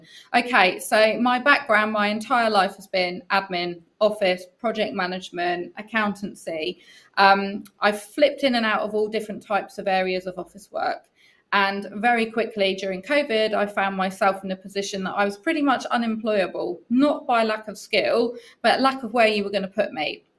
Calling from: Southampton, South East England, United Kingdom; So I'm calling in from the UK, Southampton, which is about as south in the UK as you can get. So we are right opposite the Isle of Wight.

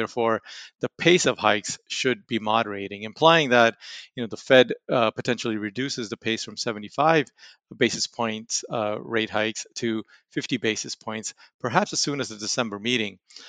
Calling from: Raleigh, North Carolina, United States; From Raleigh, North Carolina.

